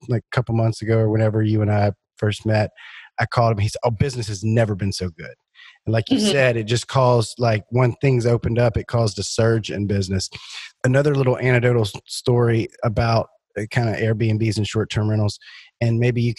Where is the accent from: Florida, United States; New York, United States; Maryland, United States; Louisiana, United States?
Louisiana, United States; I'm from Louisiana